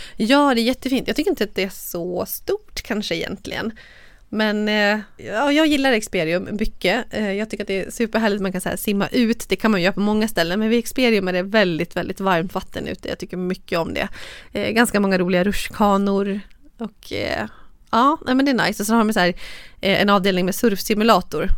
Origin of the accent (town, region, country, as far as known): Borlänge, Dalarna County, Sweden; born or raised there; now in Stockholm, Sweden